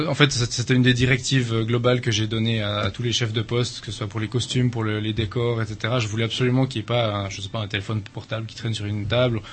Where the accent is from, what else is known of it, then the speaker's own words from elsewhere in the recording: Switzerland; suis originaire de Suisse. Il paraît que ça s'entend un peu